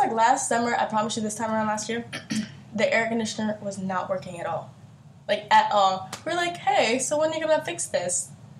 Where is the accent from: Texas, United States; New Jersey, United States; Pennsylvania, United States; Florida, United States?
Pennsylvania, United States; Philadelphia; We're from Philadelphia.